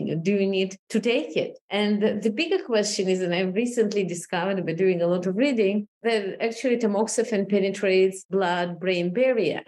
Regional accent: Moldova; moved away as an adult; also born or lived in Israel; now in United States; I was 20 actually when I moved to Israel, moving through different cultures and kind of observing personally, you know, how the Soviet Union fell apart and Moldova became independent and we moved to Israel

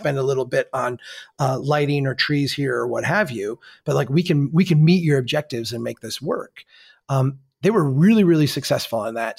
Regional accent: Minnesota, United States; As a Minnesotan

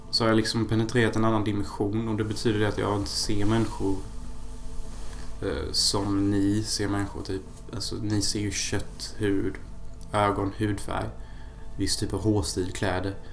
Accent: Sweden; jag är fortfarande svensk by heart så det var ju mest alkohol ändå.

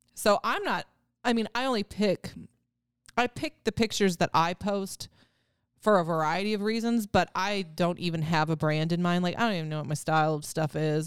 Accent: Wisconsin, United States; I'm from Wisconsin

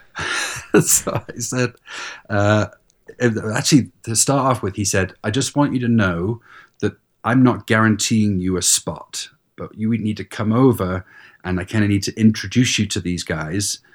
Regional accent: England, United Kingdom; moved away; I grew up in England

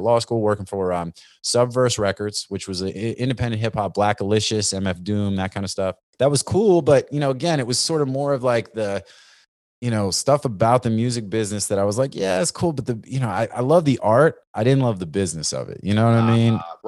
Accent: Northeast, United States; You know, I grew up in the Northeast, East Coast, you know, rap, cypher, freestyle, all that kind of stuff.

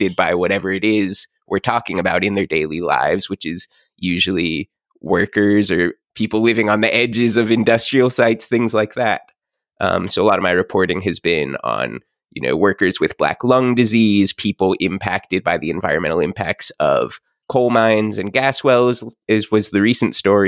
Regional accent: Morgantown, West Virginia, United States; moved away as an adult; also born or lived in Rhode Island; now in Kentucky, United States; I grew up in Morgantown, West Virginia. I moved up to Rhode Island to Brown, studied linguistics there.

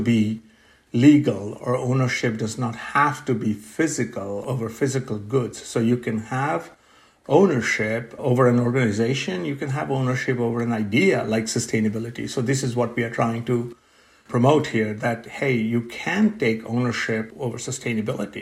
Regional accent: India; moved away as an adult; also born or lived in Pennsylvania, United States; now in Pittsburgh, United States; I grew up in India

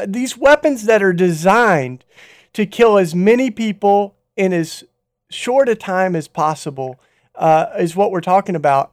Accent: Tennessee, United States; where I grew up in Tennessee

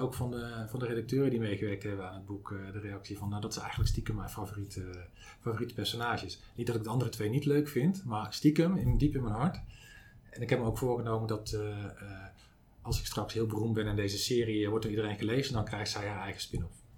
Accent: Zaandam, North Holland, Netherlands; ik kom uit Zandam

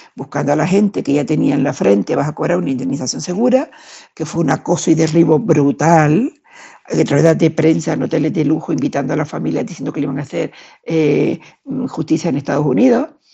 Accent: Canary Islands, Spain; now in Madrid, Spain; Yo vivo en Madrid, aunque soy canaria

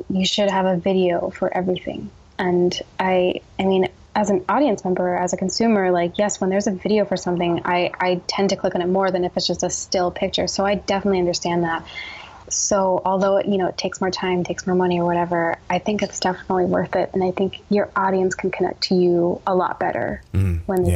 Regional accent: New Jersey, United States; moved away as an adult; also born or lived in New York City; now in Portland, United States; having grown up in New Jersey

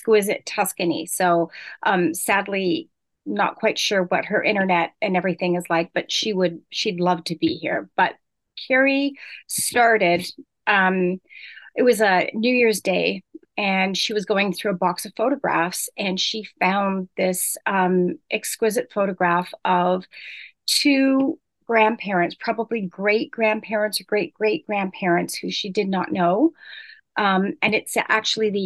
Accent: Ontario, Canada; I'm in Musselman's Lake, so I'm Canadian

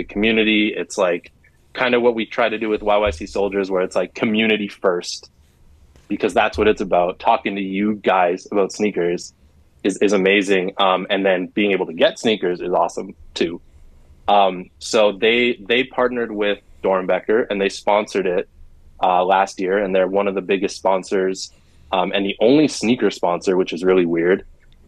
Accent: Canada; being a Canadian sneakerhead

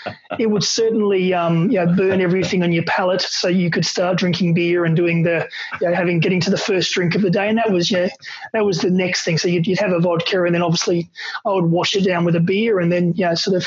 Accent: Australia; being an Aussie and when you're from Australia

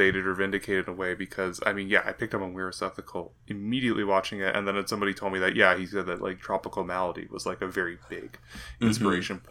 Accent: Canada; as a Canadian

